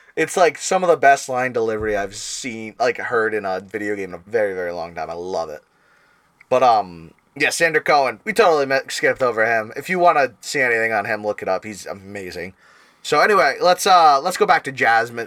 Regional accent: Rhode Island, United States; we're from Rhode Island.

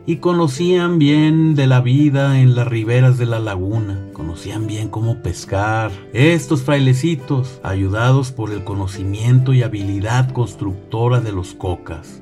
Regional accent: Mexico; nuestra identidad mexicana

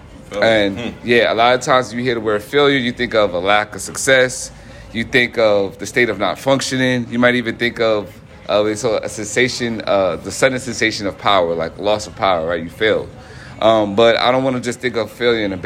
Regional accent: New York, United States; moved away; I'm originally from New York

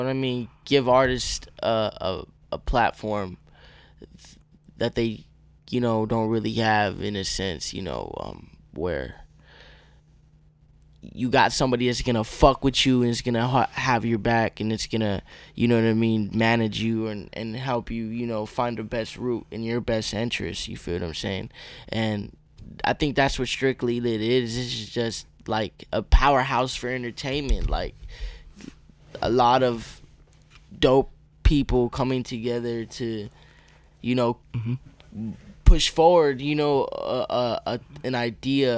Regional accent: Arizona, United States; also born or lived in Tucson; now in San Diego, United States; I'm from Arizona

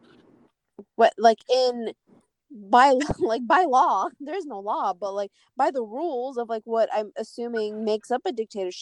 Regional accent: United States; we're Kurdish, but we live in America, and we grew up here, we're born here, raised here

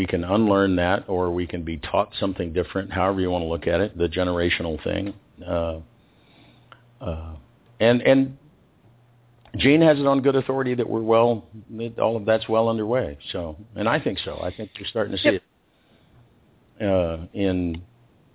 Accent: Texas, United States; now in Central America; I'm from Texas.

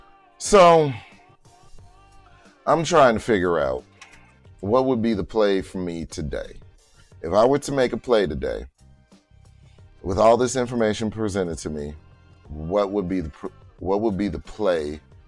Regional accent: New Orleans, Louisiana, United States; But sorry, I'm talking like I'm from New Orleans. I am.

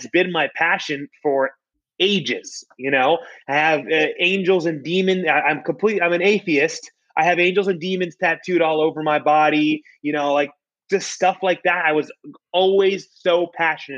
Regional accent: Florida, United States; I'm born and raised in Florida. My entire life I've been in Florida

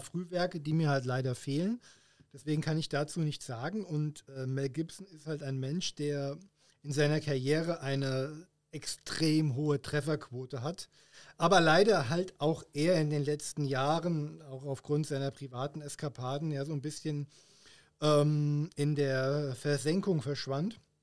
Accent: Hesse, Germany; wie man auf, auf Hessisch sagt, wo ich herkomme

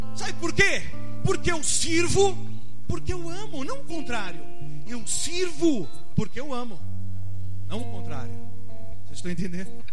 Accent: Brazil; Sou brasileiro

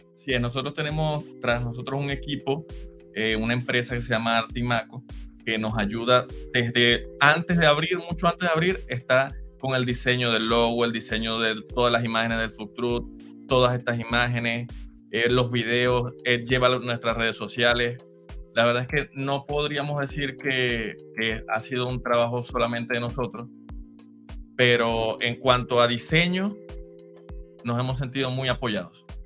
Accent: Machiques, Zulia, Venezuela; moved away as an adult; now in Utah, United States; yo soy de Machiques

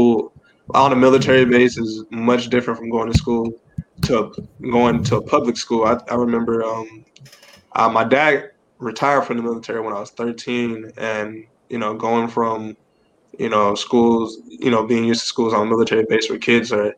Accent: Blythewood, South Carolina, United States; also born or lived in Gaffney, South Carolina; my hometown, Blythewood

